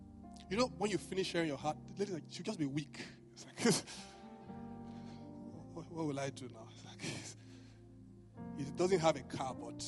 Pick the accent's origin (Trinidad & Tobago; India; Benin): Benin; apart from the fact that I was from Benin, we didn't do flowers where I came from.